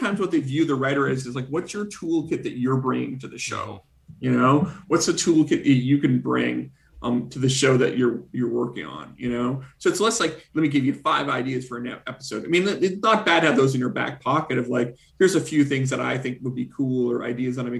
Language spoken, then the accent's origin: English; Canada; now in United States; as a Canadian who recently became an American citizen